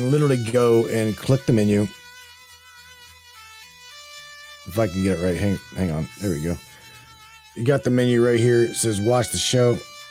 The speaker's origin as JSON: {"language": "English", "region": "New Jersey", "country": "United States", "said": "I am from Jersey"}